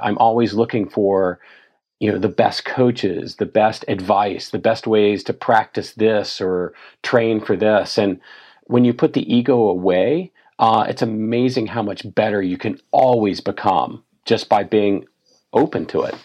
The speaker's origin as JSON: {"language": "English", "region": "Tennessee", "country": "United States", "tie": "born or raised there", "said": "I grew up in Tennessee, not on a beach somewhere, but on the Mississippi River"}